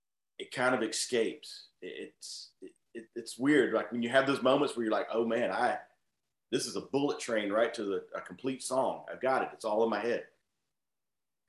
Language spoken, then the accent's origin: English; Atlanta, Georgia, United States; We're from Atlanta